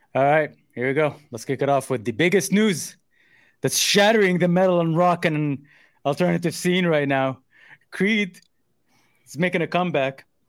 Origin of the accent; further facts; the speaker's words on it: Saudi Arabia; moved away; growing up in Saudi as a kid